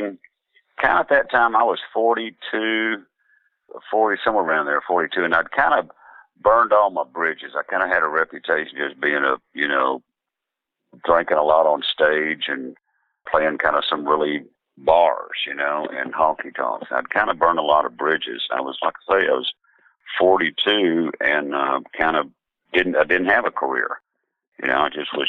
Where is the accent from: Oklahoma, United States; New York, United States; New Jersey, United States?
Oklahoma, United States; Southeast; growing up in Southeast Oklahoma with my grandparents and everybody